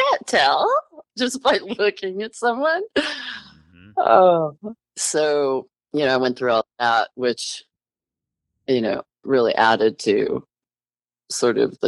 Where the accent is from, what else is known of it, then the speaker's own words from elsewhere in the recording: Montreal, Quebec, Canada; I was born in Montreal, Canada, and it was a closed private adoption